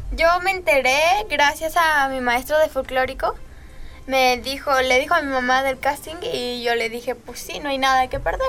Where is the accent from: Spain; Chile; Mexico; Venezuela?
Mexico; Corregidora, Querétaro; Yo soy del municipio de Corregidora